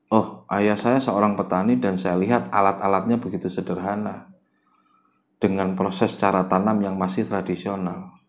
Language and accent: Indonesian; Java, Indonesia; kadang-kadang kita ini orang Jawa suka terlalu merendah